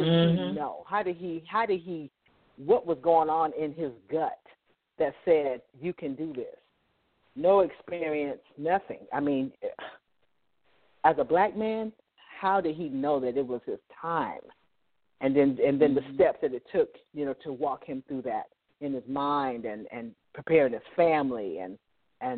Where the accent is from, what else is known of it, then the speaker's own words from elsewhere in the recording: Fayetteville, United States; moved away; I'm still country. I'm from Fayetteville